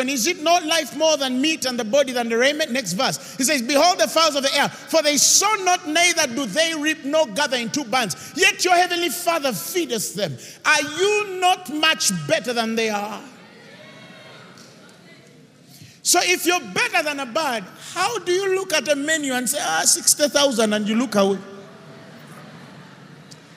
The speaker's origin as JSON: {"language": "English", "country": "Uganda", "said": "Uganda, baby, Uganda."}